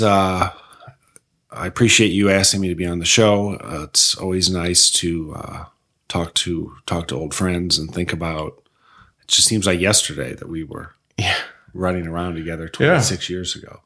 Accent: Mishawaka, Indiana, United States; moved away as an adult; now in Washington, D.C., United States; I drive by the house on Rose Park where I where I grew up. Right. I drive by Penn High School

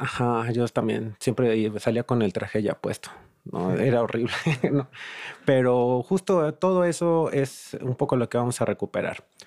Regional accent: Mexico City, Mexico; como chilango

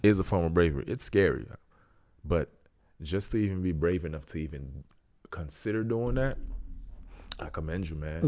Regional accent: Haiti; I'm from Haiti.

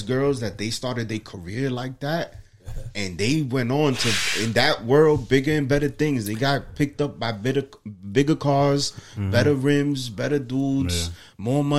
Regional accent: New York City, New York, United States; We're three guys from the Bronx

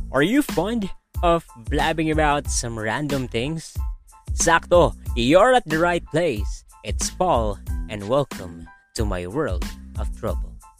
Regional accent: Philippines

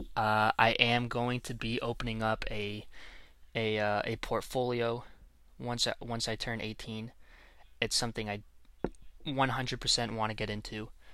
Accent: Canada; I'm Canadian. I am not an American

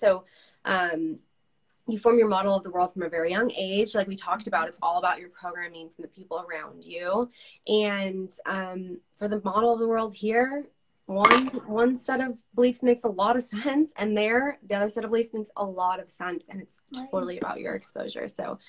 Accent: California, United States; now in Utah, United States; Because I came from California, very Democrat

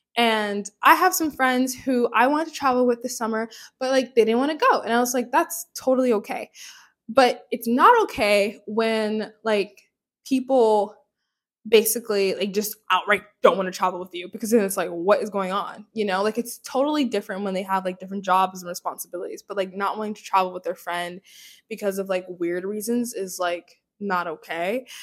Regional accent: Hawaii, United States; also born or lived in North Carolina; now in New York City, United States; My family moved from Hawaii, but I still say I'm from Hawaii

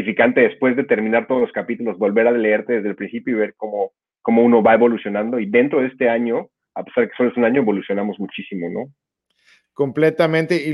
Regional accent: Mexico; now in Netherlands; vengo de México, actualmente me encuentro en Países Bajos, eh, hago investigación clínica aquí, soy internista de la Ciudad de México

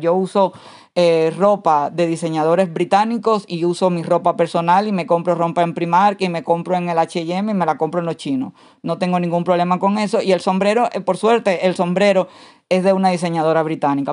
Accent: Santiago de Cuba, Cuba; moved away; soy santiaguera. Yo no tengo que demostrar que soy de Santiago de Cuba, yo lo soy

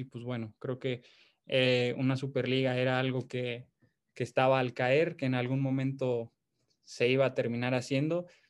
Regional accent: Mexico

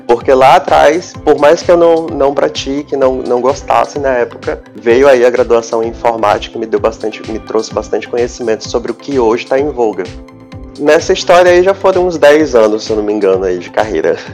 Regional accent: Porto Velho, Rondônia, Brazil; also born or lived in Lábrea, Amazonas / Manaus, Amazonas; aos nove anos de idade, que eu, meu pai e minha mãe saímos de Manaus e viemos para Porto Velho

